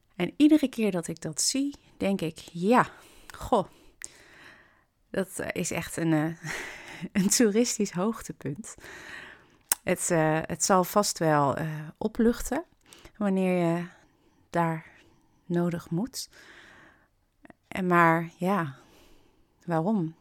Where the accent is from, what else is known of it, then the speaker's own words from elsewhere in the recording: Kampen, Overijssel, Netherlands; kom ik uit Hansestad Kampen